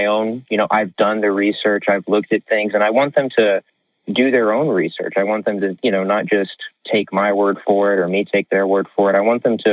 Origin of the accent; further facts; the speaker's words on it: Houston, Texas, United States; I'm from Houston